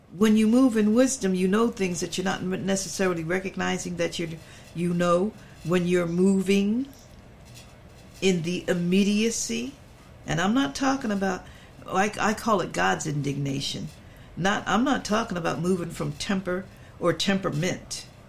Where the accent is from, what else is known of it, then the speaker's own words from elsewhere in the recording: Philadelphia, Pennsylvania, United States; I'm from Philly